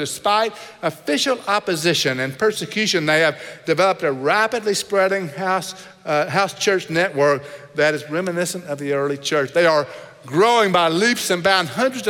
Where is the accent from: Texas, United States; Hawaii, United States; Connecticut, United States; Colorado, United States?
Texas, United States; I know I'm from Texas and I really sound like it when I talk about the word all.